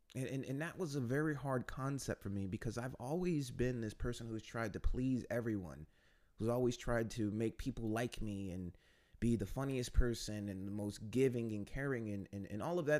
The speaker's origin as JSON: {"language": "English", "country": "United States", "moved": "as an adult", "lives_now": "Warsaw, Poland", "said": "I'm an American who's been living in Poland for the last few years"}